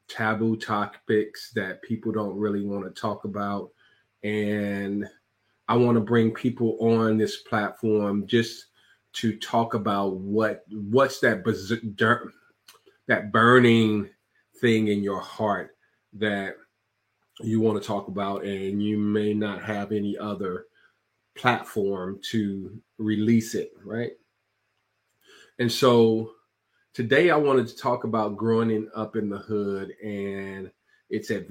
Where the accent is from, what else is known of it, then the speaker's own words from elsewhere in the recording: Chicago, Illinois, United States; I'm from Chicago, Illinois, and I grew up on the south side of Chicago